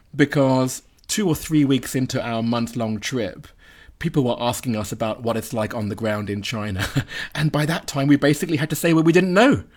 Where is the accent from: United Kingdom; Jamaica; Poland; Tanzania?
United Kingdom; me as a Brit